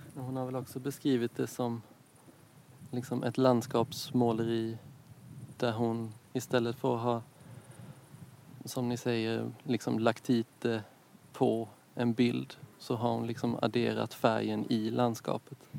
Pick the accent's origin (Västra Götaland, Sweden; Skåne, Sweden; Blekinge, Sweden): Blekinge, Sweden; Karlskrona; moved away as an adult; also born or lived in Gothenburg / Copenhagen; jag är från Karlskrona från början